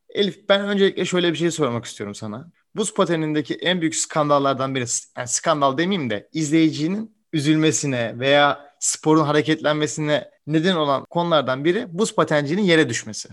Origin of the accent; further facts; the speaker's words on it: Turkey; Türkiye'de doğmuş